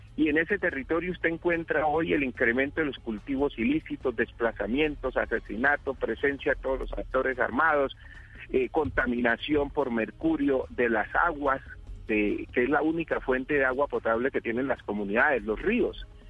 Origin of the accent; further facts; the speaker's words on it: Colombia; ¿somos o no somos colombianos?